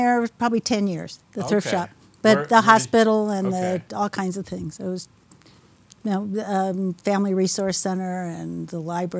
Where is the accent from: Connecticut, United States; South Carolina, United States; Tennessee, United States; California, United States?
California, United States; Southern California.